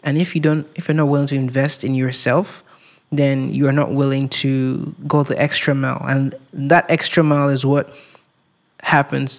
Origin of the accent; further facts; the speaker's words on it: Nigeria; moved away as an adult; growing up in Nigeria